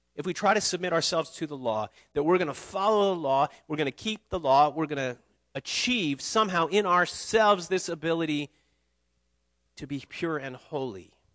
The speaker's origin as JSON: {"language": "English", "country": "United States", "said": "I'm an American."}